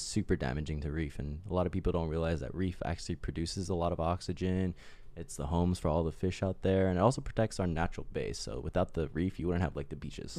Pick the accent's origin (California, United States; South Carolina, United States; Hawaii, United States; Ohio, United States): Hawaii, United States; Oahu; We're, like, just locals